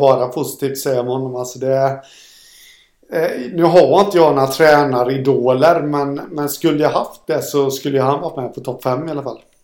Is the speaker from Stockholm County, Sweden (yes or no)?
no; Jönköping, Jönköping County, Sweden; Jag är från Jönköping